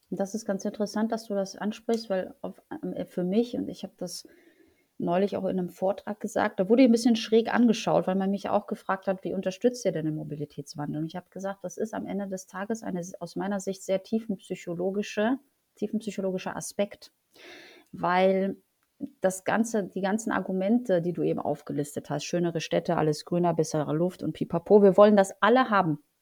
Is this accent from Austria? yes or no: no; Poland; now in Germany; Ähm, ich komme ursprünglich aus Polen. Äh, wir sind, äh, meine Eltern sind zur schlechtesten Zeit in Polen abgehauen nach Deutschland